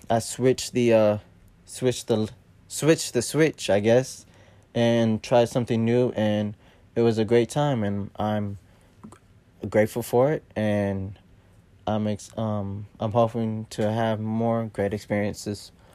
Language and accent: English; Columbus, Ohio, United States; I'm from Columbus, Ohio.